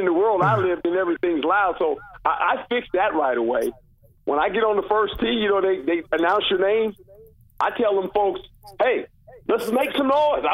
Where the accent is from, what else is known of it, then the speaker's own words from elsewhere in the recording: Seaside, California, United States; I grew up in Seaside